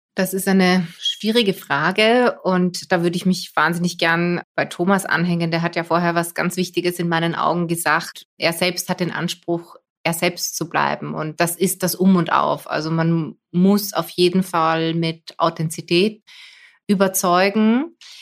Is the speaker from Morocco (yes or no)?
no; Poland; also born or lived in Austria; now in Vienna, Austria; als Polin